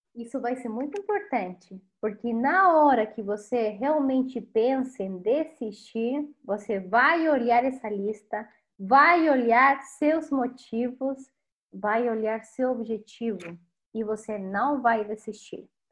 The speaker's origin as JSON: {"language": "Portuguese", "country": "Chile", "also_born_or_lived": "Rio de Janeiro, Brazil", "second_language": "Portuguese", "moved": "yes", "lives_now": "Brazil", "said": "sou chilena"}